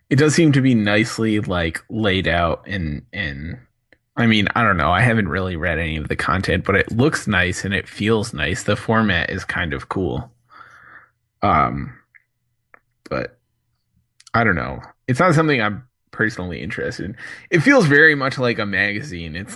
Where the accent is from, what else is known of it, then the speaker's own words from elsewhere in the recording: San Mateo, California, United States; growing up in San Mateo, Joe Montana and Steve Young were my idols.